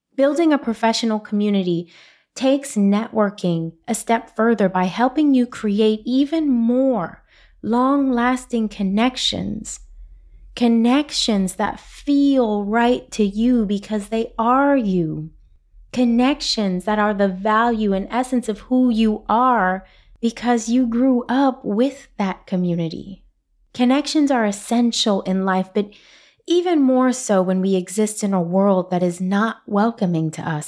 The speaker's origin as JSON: {"language": "English", "town": "New York City", "region": "New York", "country": "United States", "said": "I'm from Brooklyn. We speak with our hands"}